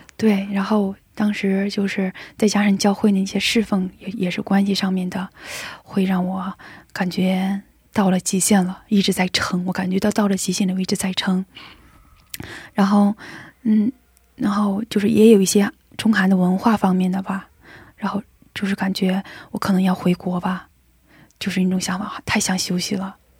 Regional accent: China; 我一个中国人

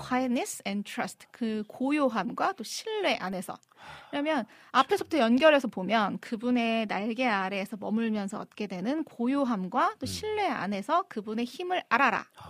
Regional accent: Seoul, South Korea; 전 서울 사람이거든요.

